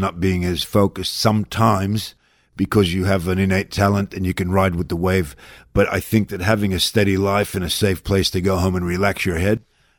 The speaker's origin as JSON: {"language": "English", "town": "Melbourne", "region": "Victoria", "country": "Australia", "lives_now": "United States", "said": "Because I came from Melbourne, Australia, off the plane"}